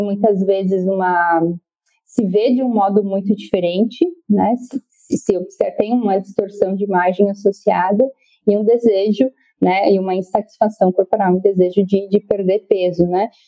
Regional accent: Rio Grande do Sul, Brazil; moved away as an adult; now in Florianópolis, Brazil; sou gaúcha, mas vim aqui para Florianópolis fazer a, a faculdade e estou aqui desde então

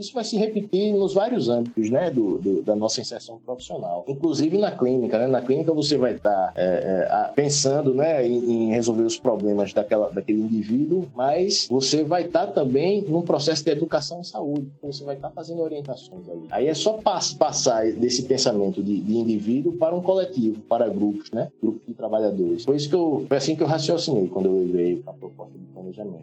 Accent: Maceió, Alagoas, Brazil; moved away as an adult; also born or lived in Paraíba; now in Recife, Brazil; eu me considero alagoano, né? Porque morei desde dois anos de idade em Alagoas e a partir de 2015 vim para Pernambuco

